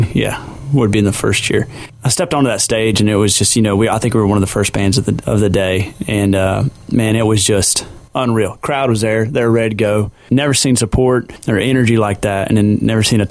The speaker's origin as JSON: {"language": "English", "region": "Florida", "country": "United States", "moved": "as an adult", "lives_now": "Austin, United States", "said": "I moved from Florida to Austin in 2007"}